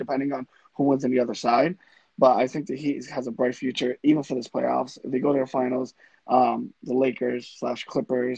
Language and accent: English; Boston, Massachusetts, United States; we are from Boston